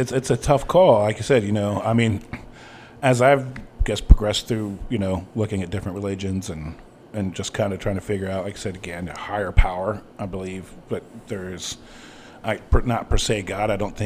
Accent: Farmtown, Ohio, United States; I grew up in Farmtown, Ohio, where it was very much a, you know, Christian oriented community

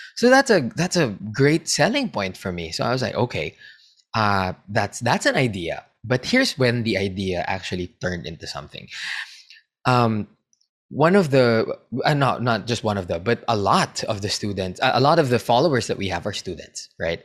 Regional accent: Philippines; I'm a Filipino

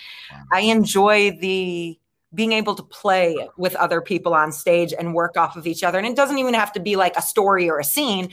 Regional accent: Chicago, Illinois, United States; moved away; I'm from Chicago

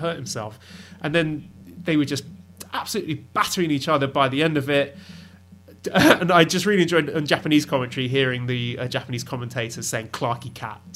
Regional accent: United Kingdom; for me as a Brit

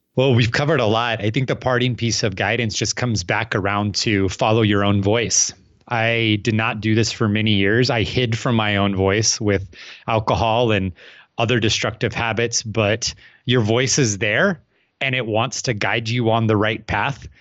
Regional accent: Phoenix, Arizona, United States; I'm from Phoenix, Arizona

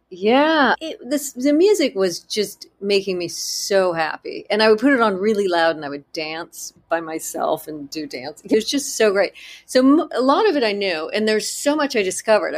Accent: Southern California, United States; I grew up in Southern California, and that house, the Cone House, was essentially my house that I grew up

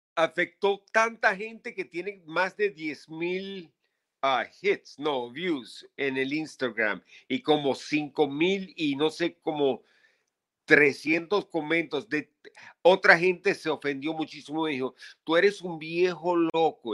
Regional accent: Venezuela; moved away as an adult; now in New York, United States; nací en Venezuela, estuve ahí hasta los 22

